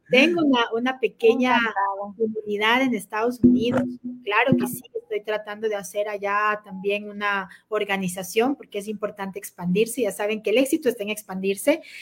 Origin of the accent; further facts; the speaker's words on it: Quito, Pichincha, Ecuador; soy quiteña, no venezolana, ni cuencana